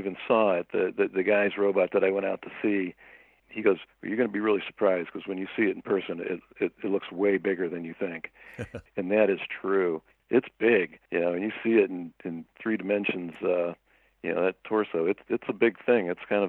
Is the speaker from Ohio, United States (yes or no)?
yes; Cleveland, Ohio, United States; now in Toledo, United States; I grew up in Cleveland, Ohio, a long way from LA or anything.